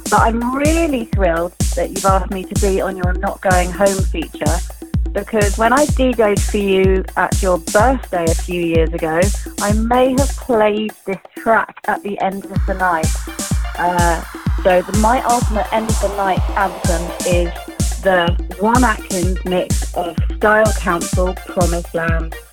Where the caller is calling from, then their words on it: London, United Kingdom; I'm calling from London.